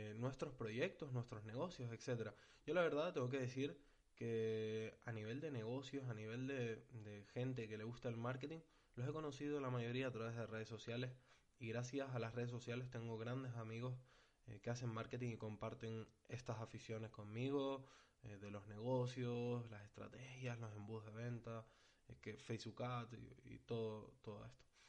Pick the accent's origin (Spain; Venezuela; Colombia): Spain; Tenerife, Canary Islands; yo soy de Tenerife